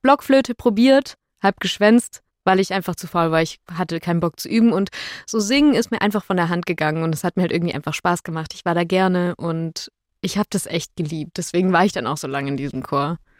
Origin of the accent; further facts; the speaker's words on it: a small Bavarian village, Germany; moved away; ich war sieben Jahre lang in dem kleinen bayerischen Dorf, wo ich herkomme, im Kirchenchor